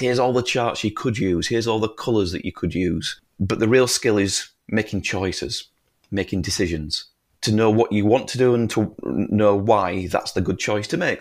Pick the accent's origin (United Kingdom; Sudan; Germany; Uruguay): United Kingdom; northern England; we are so far away from London. We're so away, so far away from Buckingham Palace and the government and all these things